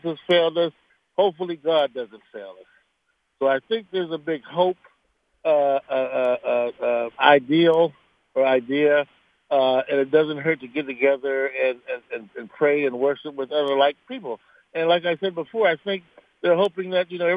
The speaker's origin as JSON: {"language": "English", "region": "South Florida", "country": "United States", "tie": "born or raised there", "moved": "yes", "lives_now": "Pittsburgh, United States", "said": "I grew up in South Florida. I live in Pittsburgh now"}